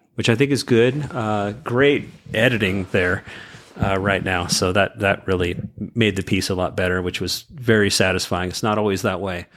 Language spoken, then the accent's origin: English; California, United States; I'm from California